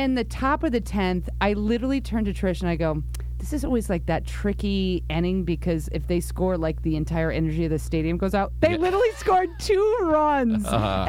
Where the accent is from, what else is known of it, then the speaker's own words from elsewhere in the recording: New York, United States; now in Los Angeles, United States; being a New Yorker.